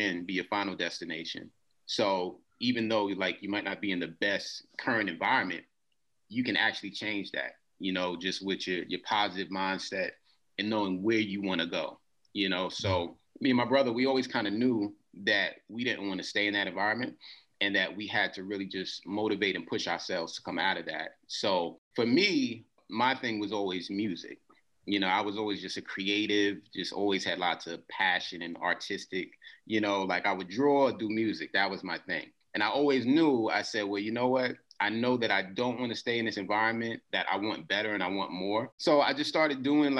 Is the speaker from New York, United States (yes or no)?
yes; New York City, New York, United States; the duration that I grew up in Queens actually was during the 80s.